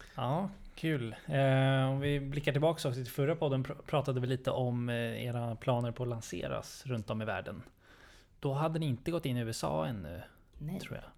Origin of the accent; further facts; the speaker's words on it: Sweden; vi svenskar eller nordbor